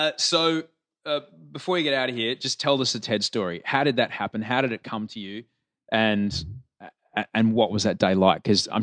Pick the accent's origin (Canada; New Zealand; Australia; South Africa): Australia; there's nothing worse as an Australian to wake up and smell that, oh, smell, yeah, of eucalyptus burning.